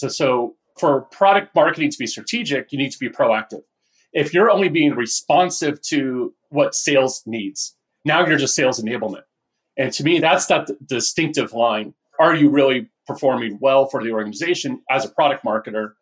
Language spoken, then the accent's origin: English; Northern California, United States; also born or lived in Orange County, California; I grew up in Northern California.